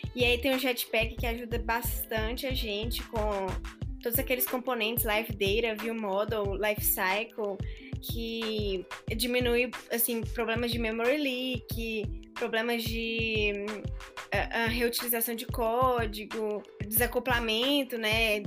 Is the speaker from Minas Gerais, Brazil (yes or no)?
yes; Belo Horizonte, Minas Gerais, Brazil; Belo Horizontina